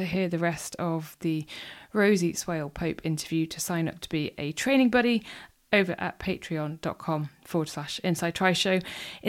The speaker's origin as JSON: {"language": "English", "region": "North Wales", "country": "United Kingdom", "tie": "born or raised there", "moved": "yes", "said": "I grew up in North Wales"}